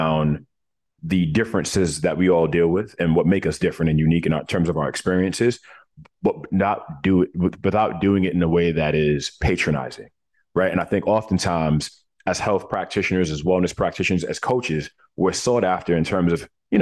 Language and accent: English; New York City, New York, United States; when I was born in Coney Island, Brooklyn